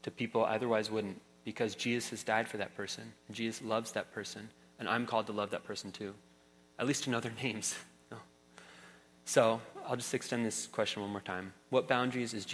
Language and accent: English; San Francisco Bay Area, California, United States; growing up in the San Francisco Bay Area